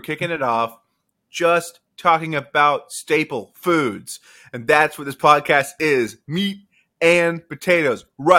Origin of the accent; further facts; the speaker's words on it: Mexico; And I'm from Mexico.